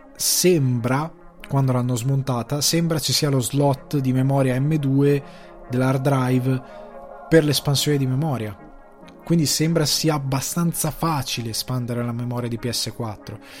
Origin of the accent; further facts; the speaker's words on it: Italy; noi siamo anche europei, siamo anche italiani